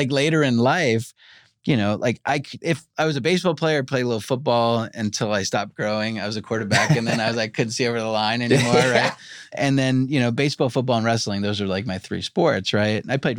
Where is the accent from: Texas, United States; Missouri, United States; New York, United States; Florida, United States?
New York, United States; now in Los Angeles, United States; I grew up eating pizza in New York.